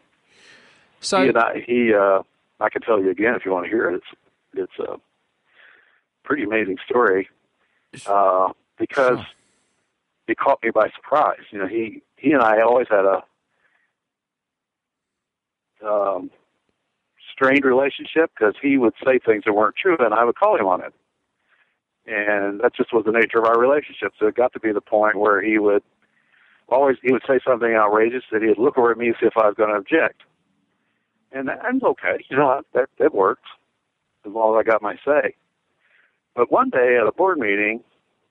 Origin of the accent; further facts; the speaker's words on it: Southwest, United States; accent: Southwestern; my Southwestern accent